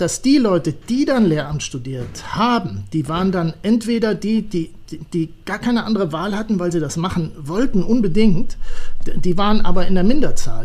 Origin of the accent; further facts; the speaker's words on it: Siegen, North Rhine-Westphalia, Germany; bei uns in Siegen